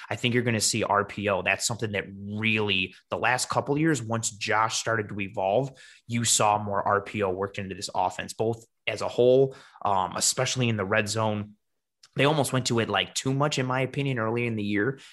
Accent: Buffalo, New York, United States; I am born and raised in Buffalo

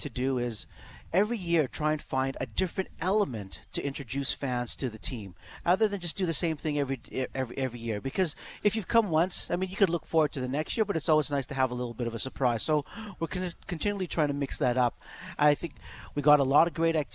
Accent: Edmonton, Alberta, Canada; Growing up in Castle Downs, I was right across the street from Greasebaugh

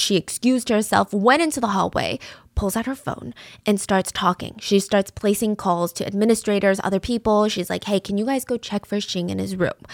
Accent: the South, Georgia, United States; growing up in the South

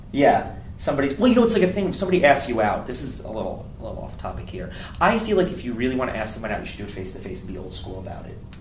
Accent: United States; now in Los Angeles, United States; I'm from New York, New Jersey

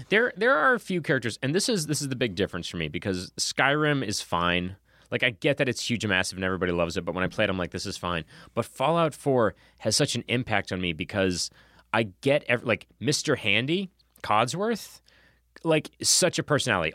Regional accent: Boston, Massachusetts, United States; as a Bostonian

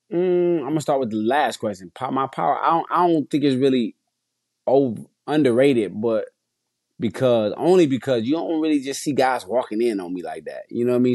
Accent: Detroit, Michigan, United States; I'm from Detroit

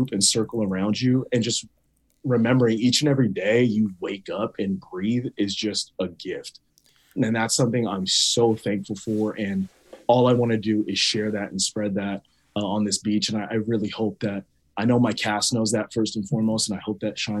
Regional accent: Rancho Cucamonga, California, United States; my friends and my family that I grew up with back in Rancho, back in Inland Empire

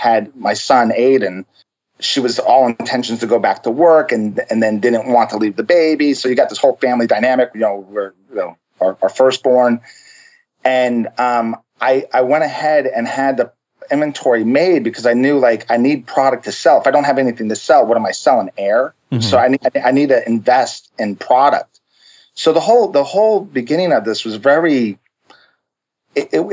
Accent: Long Island, New York, United States; now in Florida, United States; My family is originally from New York, so we're from Long Island

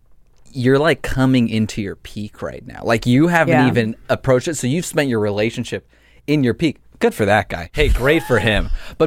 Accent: Los Angeles, California, United States; I grew up in the Valley.

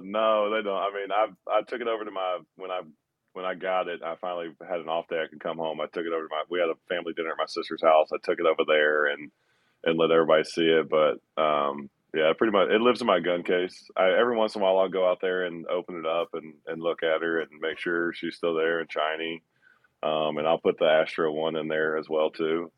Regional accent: Georgia, United States; being from Georgia in my hometown

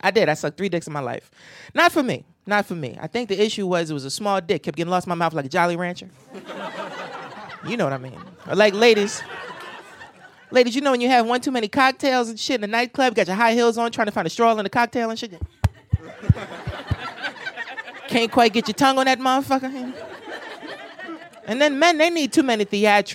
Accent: New Jersey, United States; I'm from Jersey

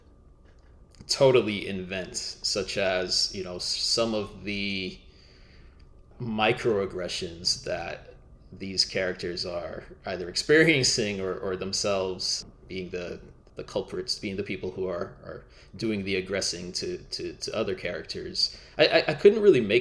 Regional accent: Miami, Florida, United States; moved away as an adult; also born or lived in Minneapolis; I grew up in Miami, like Trelawney, my main character

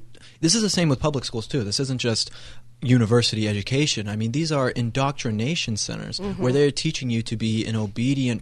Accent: Colorado, United States; I grew up in Colorado

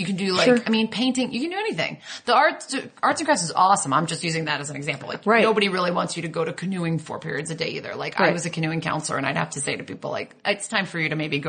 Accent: Connecticut, United States; when I was 13 from Connecticut

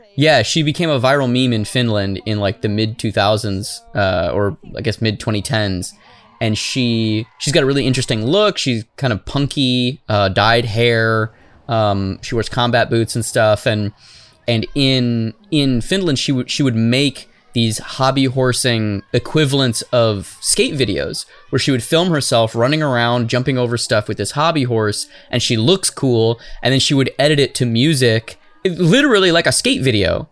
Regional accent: Arizona, United States; I'm from Arizona. We don't even have schools there

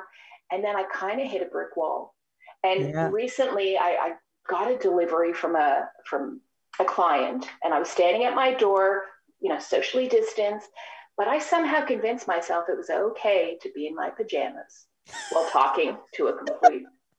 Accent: Australia; moved away as an adult; also born or lived in Sydney, Australia; now in Toronto, Canada; I'm from Australia

